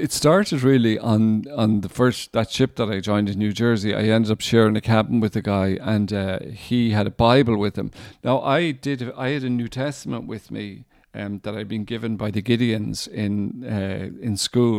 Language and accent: English; Ireland; he was a Protestant from Northern Ireland, and I was a Catholic from Republic of Ireland.